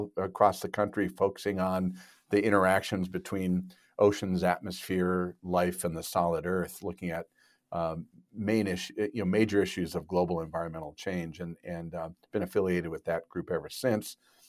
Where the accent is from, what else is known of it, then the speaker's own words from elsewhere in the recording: Minnesota, United States; I grew up in Minnesota. If you look at the globe, it's probably Minnesota is about as far as you can get from the ocean.